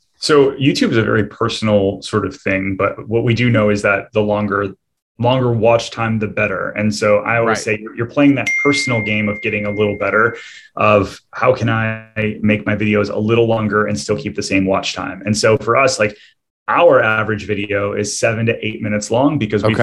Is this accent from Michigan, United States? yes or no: yes; Michigan, United States; moved away as an adult; now in Orlando, United States; I'm originally from Michigan, and uh, I, had, I, built a business up there